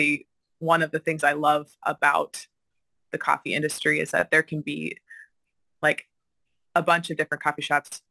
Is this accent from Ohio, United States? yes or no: no; Washington, United States; now in Madison, United States; I'm originally from Washington State